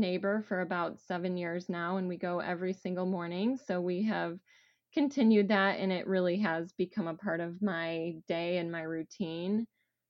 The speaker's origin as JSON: {"language": "English", "region": "Southwest Michigan", "country": "United States", "tie": "born or raised there", "moved": "as an adult", "lives_now": "Columbus, United States", "said": "I grew up in Southwest Michigan"}